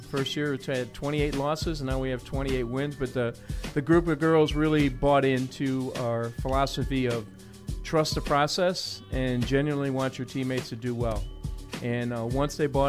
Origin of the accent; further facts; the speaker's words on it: Chicago, Illinois, United States; Grew up around Sherman Park, 5637 South Loomis, and grew up in the city, played all my basketball in the parks